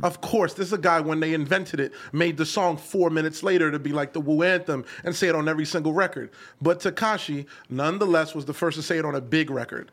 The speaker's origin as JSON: {"language": "English", "town": "New York City", "region": "New York", "country": "United States", "said": "I'm from Canarsie"}